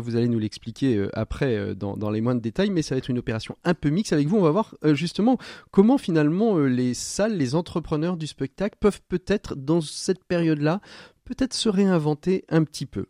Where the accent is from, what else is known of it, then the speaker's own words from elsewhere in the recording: Angers, Pays de la Loire, France; je suis originaire à Ville d'Angers, je la connais un petit peu